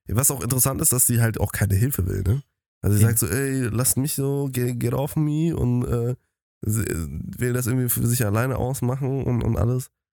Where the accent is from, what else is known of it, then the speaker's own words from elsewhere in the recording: Germany; als Deutsche